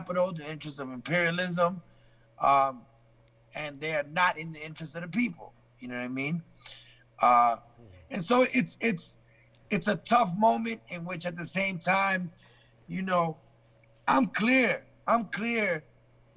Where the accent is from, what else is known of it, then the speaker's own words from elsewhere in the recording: Chicago, Illinois, United States; moved away as an adult; also born or lived in England; now in Bronx, United States; I went to high school, grammar school in Chicago